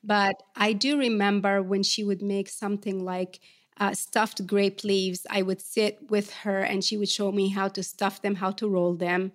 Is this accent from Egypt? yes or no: yes; Port Said, Port Said Governorate, Egypt; now in Atlanta, United States; I grew up in Port Said, which is one of Egypt's cosmopolitan cities right on the Mediterranean.